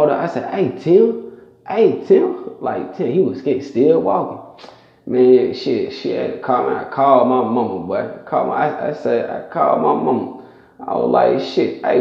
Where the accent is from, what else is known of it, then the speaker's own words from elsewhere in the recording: Stone Mountain, Georgia, United States; I'm from Stone Mountain